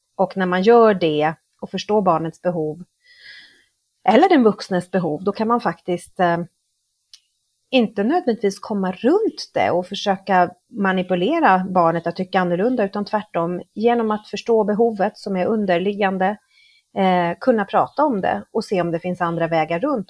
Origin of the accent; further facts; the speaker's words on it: Stockholm, Stockholm County, Sweden; moved away as an adult; now in Mexico; Jag är född och uppvuxen i Stockholm men har bott i Mexiko i snart 20 år